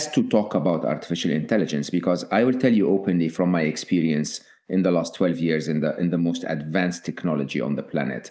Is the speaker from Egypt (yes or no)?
yes; Egypt; moved away; I'm Egyptian, born and raised in Egypt, public school, public university in Egypt